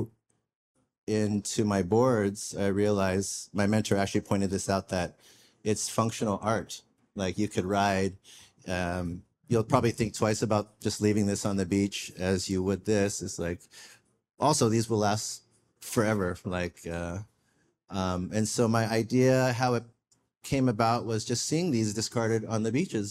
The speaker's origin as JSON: {"language": "English", "town": "Del Mar", "region": "California", "country": "United States", "tie": "born or raised there", "also_born_or_lived": "Saigon, Vietnam / New York"}